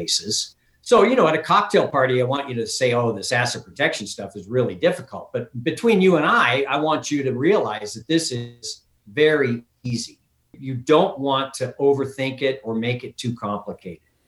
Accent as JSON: {"language": "English", "area": "San Francisco Bay Area", "region": "California", "country": "United States", "tie": "born or raised there", "also_born_or_lived": "Washington, D.C.", "moved": "as an adult", "lives_now": "Reno, United States", "said": "I grew up in the San Francisco Bay Area"}